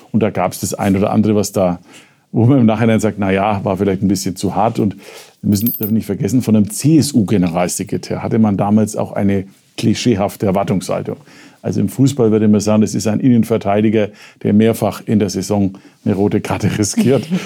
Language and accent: German; Nuremberg, Bavaria, Germany; now in Munich, Germany; Jedenfalls im Vergleich zum Nürnberg, wo ich herkomme.